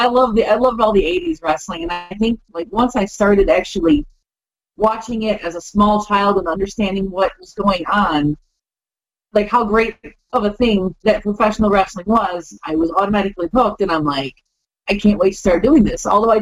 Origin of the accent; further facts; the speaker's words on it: Illinois, United States; also born or lived in Las Vegas; I've been in the Midwest most of my life, so I'm a Midwest girl, Illinois